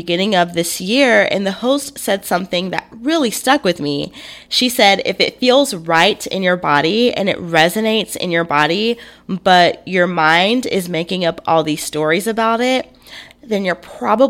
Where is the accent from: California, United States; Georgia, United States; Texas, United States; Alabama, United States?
Alabama, United States; I grew up in the South. born and raised in Alabama